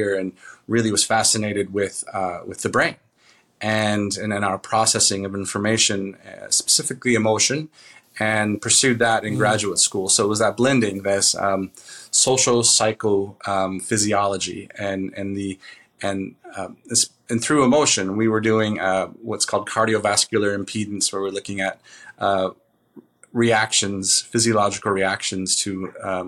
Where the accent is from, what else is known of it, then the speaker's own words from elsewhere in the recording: Southern California, United States; moved away as an adult; also born or lived in Bellingham, Washington / Las Cruces, New Mexico; my father was Air Force, and he retired there fairly early on. And so I grew up in Southern California